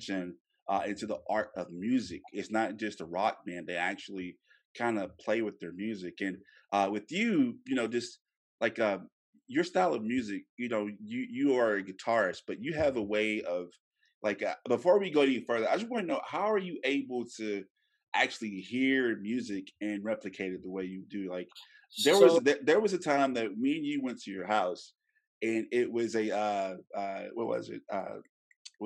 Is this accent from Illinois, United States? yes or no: no; Louisiana, United States; moved away as an adult; now in Texas, United States; I am originally from Louisiana